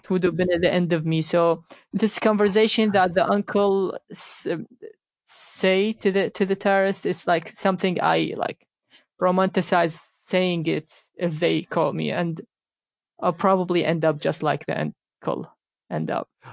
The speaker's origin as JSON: {"language": "English", "country": "Iraq", "tie": "born or raised there", "moved": "yes", "said": "I grew up in Iraq"}